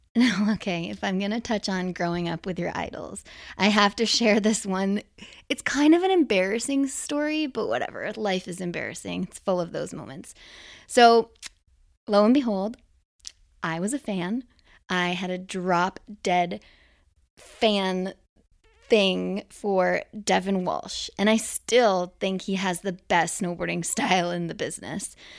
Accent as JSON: {"language": "English", "town": "Whistler", "region": "British Columbia", "country": "Canada", "tie": "born or raised there", "said": "growing up in Whistler"}